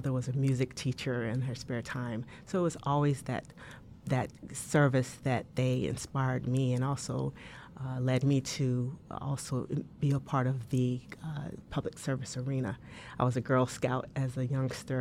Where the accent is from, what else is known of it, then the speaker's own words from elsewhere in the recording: Tuskegee, Alabama, United States; moved away; I grew up in Alabama